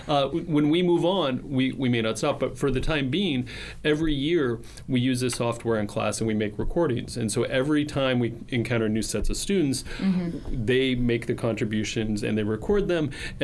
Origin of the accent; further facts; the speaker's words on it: Northwestern Pennsylvania, United States; Northwestern Pennsylvania, so it's cot, caught, rot, rot, sot, sot. It's all the same thing.